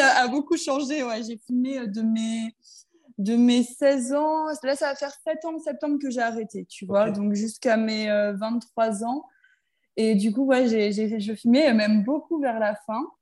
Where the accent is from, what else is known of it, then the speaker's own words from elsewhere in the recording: Saint-Omer, Hauts-de-France, France; also born or lived in Lesquin, near Lille; J'étais en fait, moi, dans le club de Saint-Omer, parce que j'habitais du coup bah, à Saint-Omer